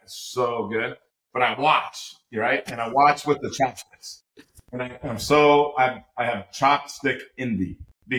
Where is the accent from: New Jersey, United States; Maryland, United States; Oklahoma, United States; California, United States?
California, United States; Los Angeles; I grew up in Los Angeles